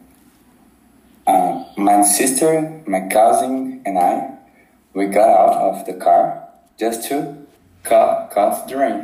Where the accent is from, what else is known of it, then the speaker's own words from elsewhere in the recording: São Bernardo do Campo, São Paulo, Brazil; English is a second language; I'm from San Bernardo Campo.